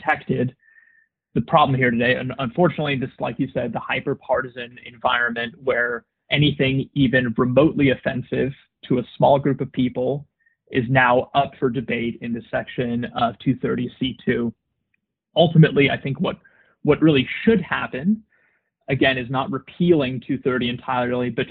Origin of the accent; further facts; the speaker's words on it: United States; being an American citizen